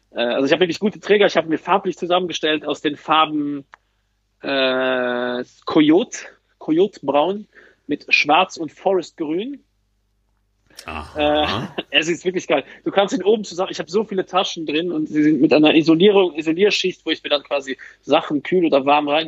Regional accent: Luxembourg; Bei uns in Luxemburg heißt das Plastik.

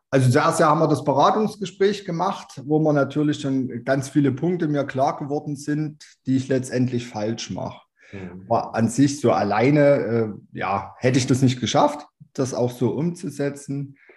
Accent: Chemnitz, Saxony, Germany; bin 32 Jahre alt, komme aus Chemnitz

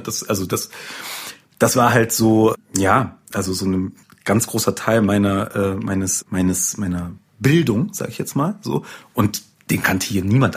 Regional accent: North Rhine-Westphalia, Germany; ich bin aufgewachsen im Niederrhein, am Niederrhein sagt man, glaube ich, und äh, in einer Kleinstadt

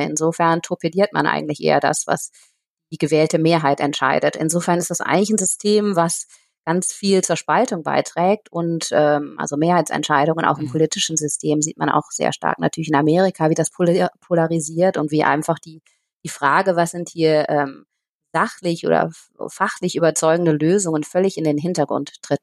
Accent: Aachen, North Rhine-Westphalia, Germany; moved away as an adult; also born or lived in Nepal / Cambodia; letzten Herbst zurück nach Aachen gekommen. Das ist auch meine Heimatstadt hier

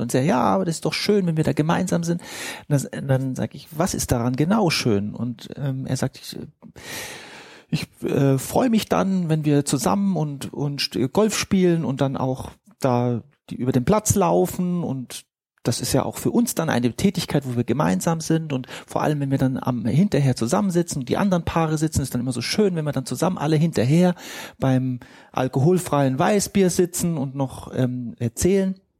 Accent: Egypt; moved away; ich bin Ägypter

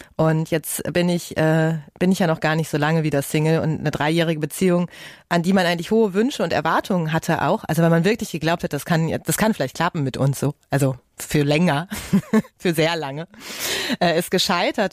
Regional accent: Ruhr area, North Rhine-Westphalia, Germany; Ich komme ja aus dem Ruhrgebiet

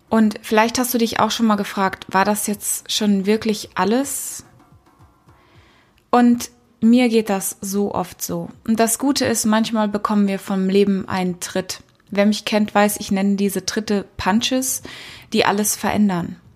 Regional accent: Kenya; Ich bin in Afrika geboren und aufgewachsen. Und nicht in Südafrika, wie so viele denken, sondern in Kenia, in Ostafrika, in den 80ern

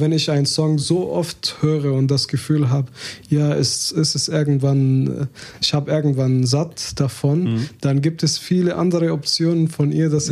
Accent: Hebron, West Bank, Palestine; German is a second language; now in Germany; wir haben eine alte Tradition in, in meiner mein Heimatstadt äh, Hebron

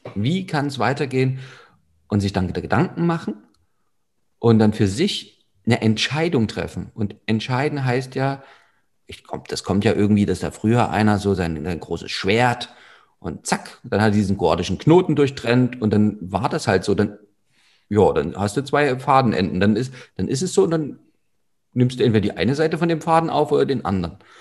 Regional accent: Saxony, Germany; bei uns in Sachsen

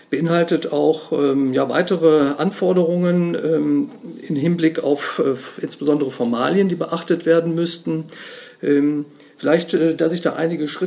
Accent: Bonn, North Rhine-Westphalia, Germany; ich komme aus Bonn, bin im Hauptberuf Rechtsanwalt

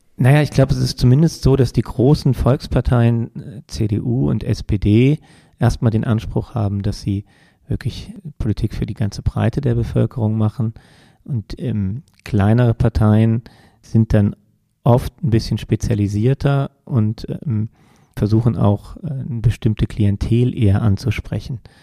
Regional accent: Germany; bei uns in Deutschland

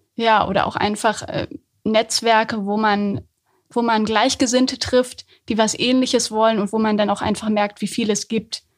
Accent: Höxter, North Rhine-Westphalia, Germany; also born or lived in Hamburg; now in Göttingen, Germany; Ich komme fast aus der Gegend

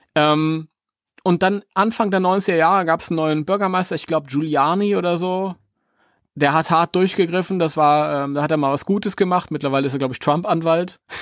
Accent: Germany; weil wir sind Deutsche

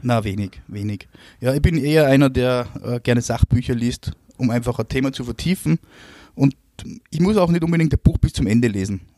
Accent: Austria; bei uns in Österreich

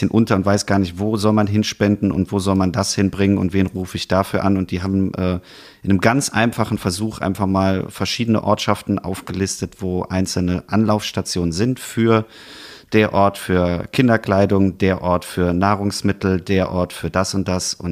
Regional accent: Rhineland, Germany; dann kribbelt das schon auch als Rheinländer und als Eifler und als alle, die sonst noch betroffen sind, irgendwie wieder zusammen hin.

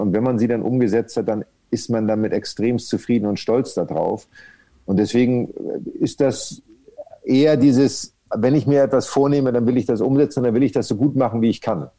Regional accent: Kreis Pinneberg, Schleswig-Holstein, Germany; now in Hamburg, Germany; ich bin wirklich nur in Pinneberg geboren. Also ich bin nur in dem Krankenhaus zur Welt gekommen und habe dann Pinneberg nie wieder in Anführungsstrichen gesehen, weil ich ja in einem Zaun aufgewachsen bin

